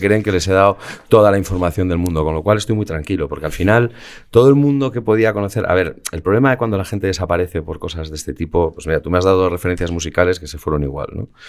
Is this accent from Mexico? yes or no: no; Madrid, Community of Madrid, Spain; soy pijo madrileño de libro.